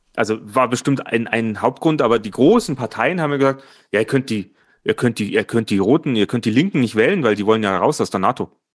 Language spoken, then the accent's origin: German; Germany